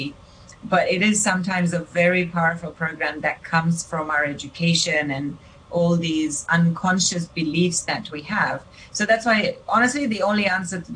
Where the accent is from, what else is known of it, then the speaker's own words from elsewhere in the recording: Romania; moved away; When I was born in Romania